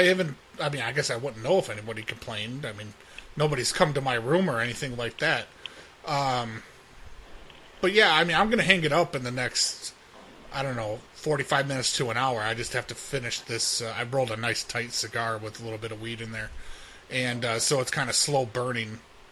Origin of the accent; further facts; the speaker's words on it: California, United States; I'm from California and I've got my medical marijuana card, so it's a thing with the doctors.